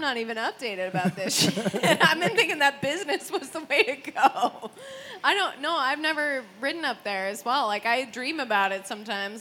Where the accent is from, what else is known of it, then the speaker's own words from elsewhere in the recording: United States; now in Sweden; I'm American.